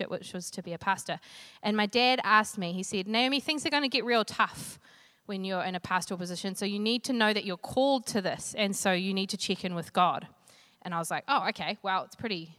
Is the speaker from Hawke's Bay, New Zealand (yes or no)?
yes; Flaxmere, Hawke's Bay, New Zealand; I come from Flaxmere in Hawke's Bay.